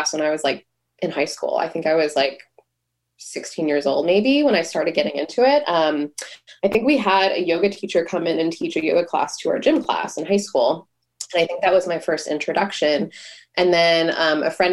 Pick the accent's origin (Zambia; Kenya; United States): United States; Buffalo, New York; moved away as an adult; now in Boston, United States; I grew up in Buffalo, New York, so I didn't have any friends or family here